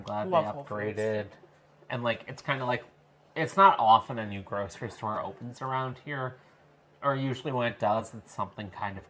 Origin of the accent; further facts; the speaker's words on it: Long Island, New York, United States; now in Madison, United States; where I grew up on Long Island